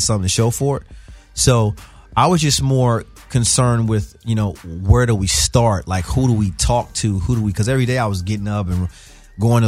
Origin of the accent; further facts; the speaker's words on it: Atlanta, Georgia, United States; moved away as an adult; also born or lived in Greenville, South Carolina / Augusta, Georgia / Athens, Georgia; now in Los Angeles, United States; Then I moved to Augusta, Georgia. Went to high school there from 9 to 12